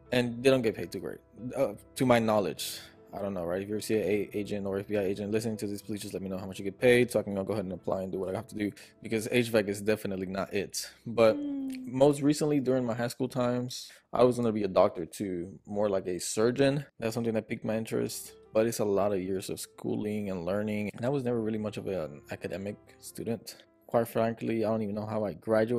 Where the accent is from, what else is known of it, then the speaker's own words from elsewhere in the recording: Houston, Texas, United States; also born or lived in Buenos Aires, Argentina; I've been raised in Houston, Texas my entire life.